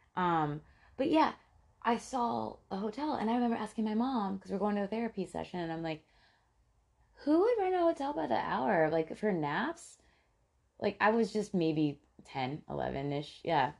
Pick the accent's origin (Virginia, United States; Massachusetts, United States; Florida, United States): Florida, United States; Tampa; when we grew up in Tampa